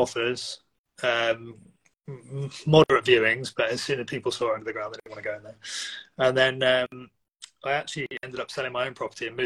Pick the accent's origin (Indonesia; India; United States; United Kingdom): United Kingdom; Windsor, South East England; moved away as an adult; now in Bristol, United Kingdom; I'm from Windsor, just west of London. Moved to Bristol in probably 2008